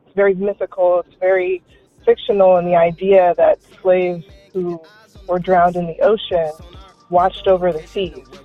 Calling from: California, United States; I'm calling from California.

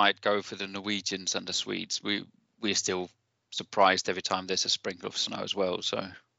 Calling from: Aarhus, Central Denmark Region, Denmark; I'm coming in from Aarhus, or just north of Aarhus, which is a small city in Denmark.

